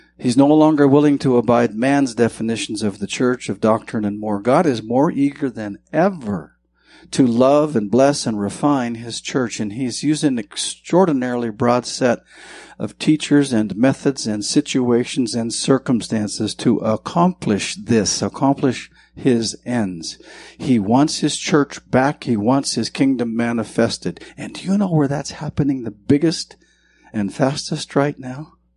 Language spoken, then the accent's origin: English; Bannack, Montana, United States; moved away; I'm from Montana, and where I'm from in Montana was the first territorial capital